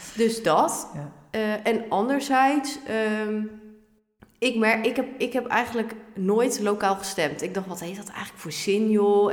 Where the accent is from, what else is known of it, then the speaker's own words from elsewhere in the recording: Ermelo, Gelderland, Netherlands; also born or lived in Harderwijk; Ik ben geboren in Harderwijk, maar ik kom uit Ermelo. Ja. En daar ben ik ook eigenlijk helemaal opgegroeid